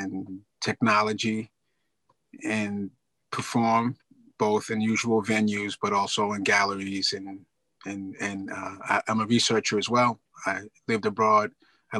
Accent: New York, United States; I'm from New York

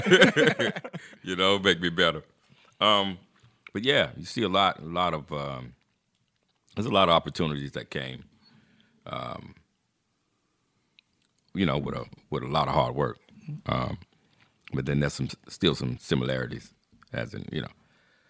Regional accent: Charlotte, North Carolina, United States; moved away as an adult; also born or lived in Harlem, New York / Englewood, New Jersey / Teaneck, New Jersey; I'm from Charlotte, North Carolina, born and raised here, and I call this home.

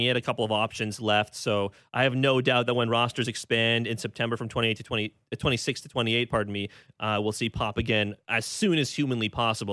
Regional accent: Toronto, Ontario, Canada; calling in from my hometown of Scarborough.

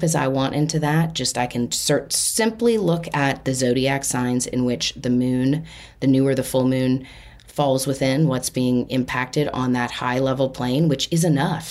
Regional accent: Austin, Texas, United States; I was born in Austin, Texas on October 8 at 11:45 p.m.

